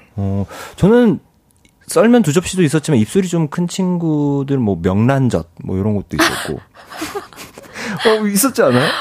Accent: Ulsan, South Korea; 전 고향이 울산이거든요

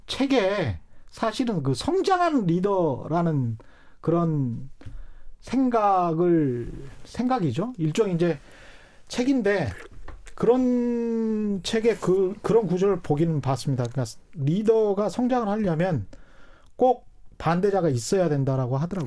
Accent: South Jeolla, South Korea; 이제 전라남도 출신이라

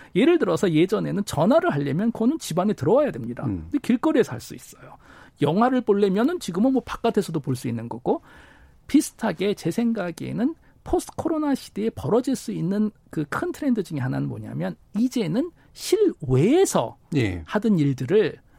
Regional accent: South Korea; moved away as an adult; 저도 해외에서 오랫동안 살다가 고향인 한국으로 오니까

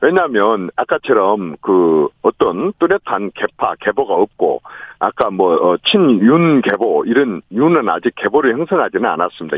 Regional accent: Honam, South Korea; 그 호남 출신인 제가

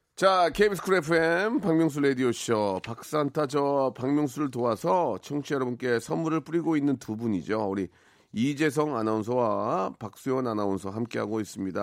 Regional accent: Jeongeup, North Jeolla, South Korea; 제 고향이 그쪽이거든요

